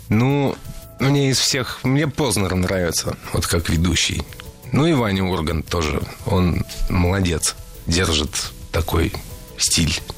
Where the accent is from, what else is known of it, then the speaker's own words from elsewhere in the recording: Saint Petersburg, Russia; я родился в Питере